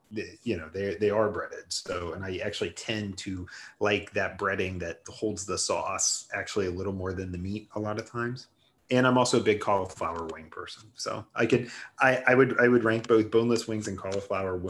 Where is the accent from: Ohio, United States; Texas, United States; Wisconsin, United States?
Ohio, United States; I'm from Ohio.